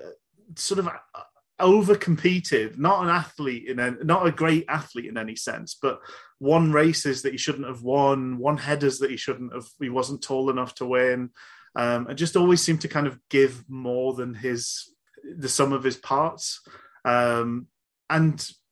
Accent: Glasgow, Scotland, United Kingdom; born there; I was born in Glasgow. You cannot tell at all from my accent.

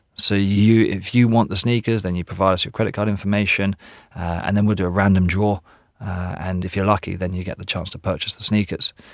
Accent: England, United Kingdom; moved away; I am actually English

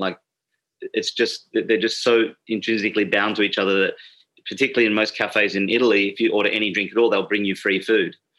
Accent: Sydney, New South Wales, Australia; moved away; I, was born and raised in Sydney

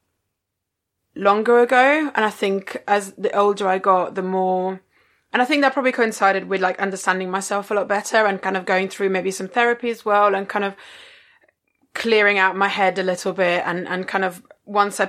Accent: Rome, Lazio, Italy; growing up in Rome in the 90s

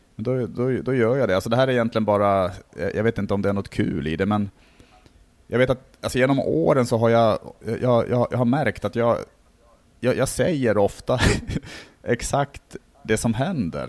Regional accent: Norrland, Sweden; now in Stockholm, Sweden; jag är från Norrland

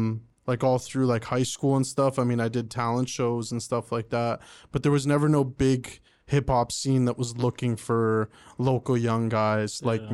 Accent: Oshawa, Ontario, Canada; also born or lived in Pickering, Canada; now in Ajax, Canada; I was born and raised in Oshawa. I lived there pretty much my whole life. Until pretty much when my girlfriend got pregnant, and we moved out, just the three of like me and her, and we moved to Pickering at first, and now we're in Ajax now

